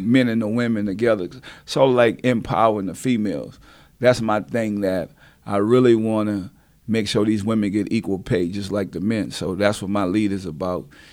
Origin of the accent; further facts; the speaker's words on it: New Orleans, Louisiana, United States; I'm from New Orleans, so we, we deal with hurricanes